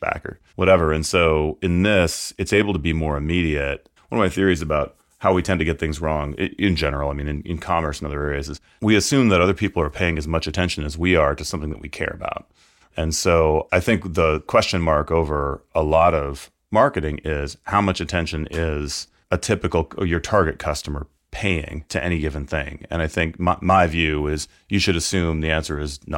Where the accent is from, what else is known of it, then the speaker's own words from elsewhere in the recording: Canada; now in United States; born in Canada. I sometimes describe myself as secretly Canadian. And so I go back a lot